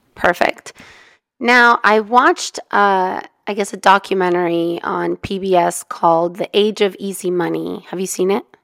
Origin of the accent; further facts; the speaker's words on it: Mexico; also born or lived in California; now in United States; we're immigrants, I'm from Mexico